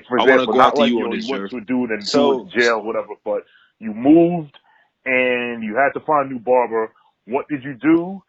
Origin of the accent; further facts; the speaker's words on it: New York, United States; moved away as an adult; now in Philadelphia, United States; from New York. So I'm from New York. I just moved to Philly.